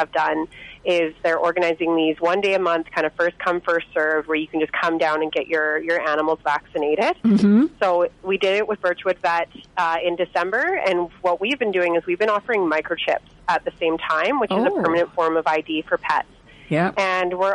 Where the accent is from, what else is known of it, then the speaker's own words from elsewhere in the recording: Quesnel, British Columbia, Canada; I'm from Quinnell